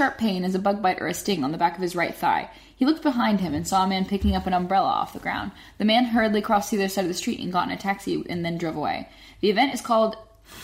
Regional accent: United States; we, as an American people

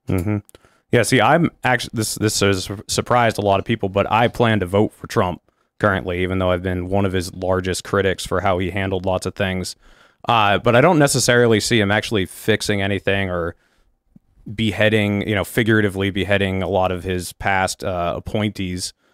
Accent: New Hampshire, United States; I'm from New Hampshire.

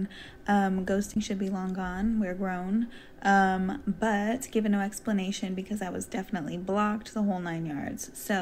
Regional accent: San Jose, California, United States; now in Los Angeles, United States; I'm from San Jose, California, LA living.

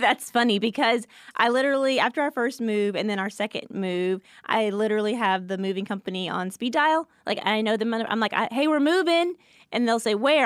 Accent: Atlanta, Georgia, United States; also born or lived in Louisiana; I grew up in Atlanta

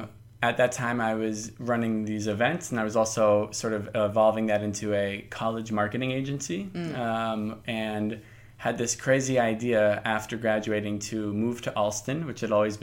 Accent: Miami Beach, Florida, United States; I'm from Miami Beach, Florida, where I grew up.

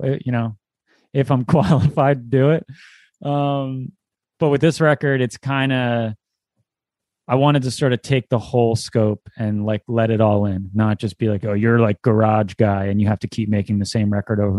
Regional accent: New Jersey, United States; I come from South Jersey, where it's like the birthplace of emo, pop punk, hardcore. That's kind of like what I came up with, that scene in high school

